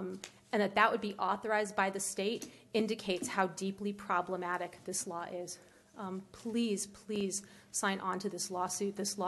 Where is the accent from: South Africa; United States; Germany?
United States; Broward County, Florida; moved away as an adult; I grew up in Broward County and came back here as a caregiver for my parents. I'm second generation American. When I was growing up in Broward County, I attended McNichol Middle School when the Marielitos were coming in.